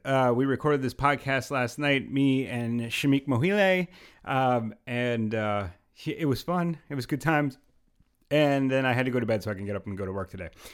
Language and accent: English; Pennsylvania, United States; now in New York, United States; Originally Pennsylvania.